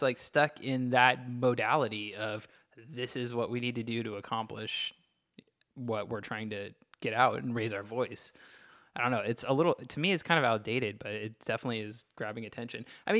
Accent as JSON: {"language": "English", "region": "Texas", "country": "United States", "tie": "born or raised there", "said": "I grew up in Texas"}